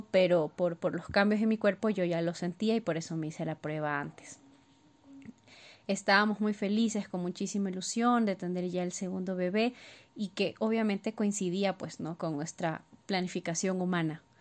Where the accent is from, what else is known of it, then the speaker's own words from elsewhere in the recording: Ecuador; tengo 30 años y soy de Ecuador.